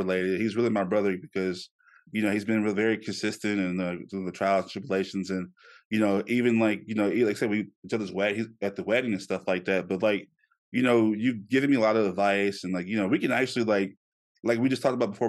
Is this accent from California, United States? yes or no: no; Shreveport, Louisiana, United States; moved away; my hometown in Shreveport